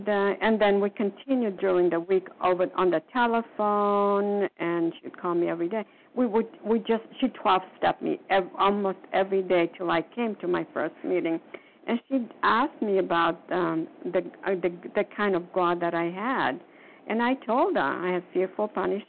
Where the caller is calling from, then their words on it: Florida, United States; calling from Foxborough, from Massachusetts. No, I'm calling from Florida.